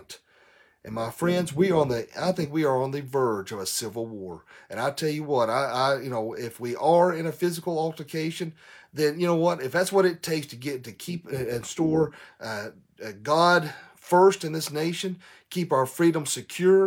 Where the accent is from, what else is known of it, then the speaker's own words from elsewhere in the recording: Tennessee, United States; in Tennessee, my home, here in my home state